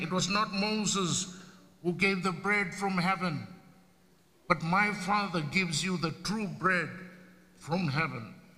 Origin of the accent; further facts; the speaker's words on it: Fiji; now in United States; it's the only game that we play